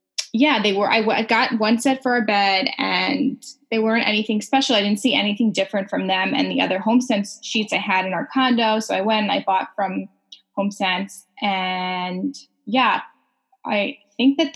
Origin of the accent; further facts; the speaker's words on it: New York, United States; moved away as an adult; now in Canada; I originated in New York